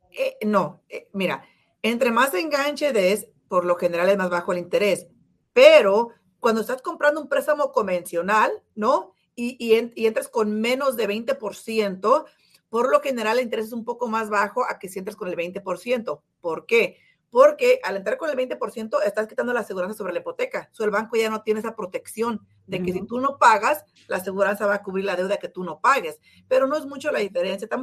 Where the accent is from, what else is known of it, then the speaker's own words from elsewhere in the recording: San Jose, California, United States; Yo soy de San José, sí.